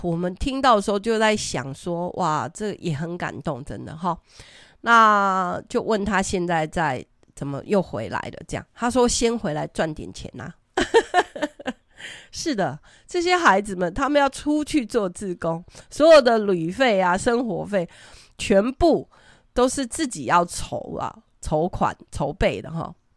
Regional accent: Taiwan; 我们台湾人真的真的很很有爱心

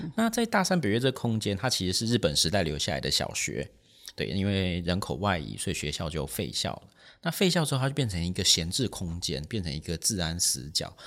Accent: Taipei, Taiwan; 其实我是台北人

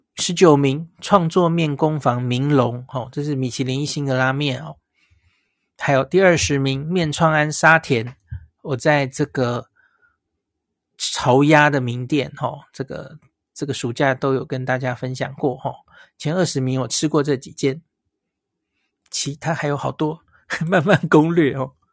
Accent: Taiwan; 我们台湾人

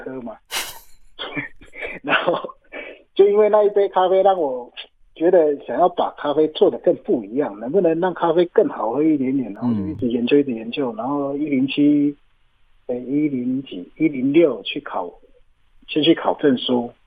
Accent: Yuli, Hualien County, Taiwan; 我出生的部落是在花莲玉里高寮社区，这里也是阿美族族群较多的地方，这里的部落名也叫打姑寮部落

